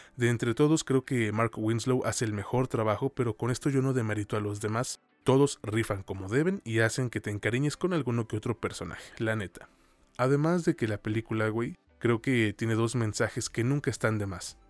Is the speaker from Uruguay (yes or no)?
no; Mexico; hablando como mexicano